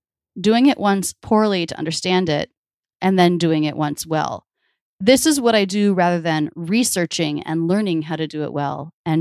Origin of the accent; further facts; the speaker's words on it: the South, United States; accent: Midwestern; also born or lived in Boston / New York; now in Philadelphia, United States; My parents were born and raised in the Midwest, and that's where all my family has come from for a few generations. So I believe that's what I speak with, even though I grew up in the South.